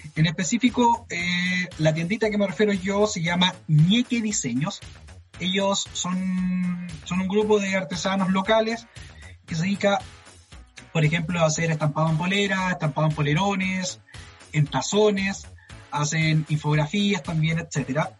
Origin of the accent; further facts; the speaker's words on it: Chile; somos como las weas como chilenos